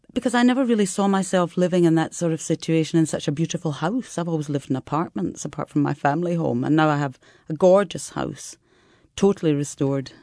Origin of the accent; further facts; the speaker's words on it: Scotland, United Kingdom; now in Italy; as a Scottish person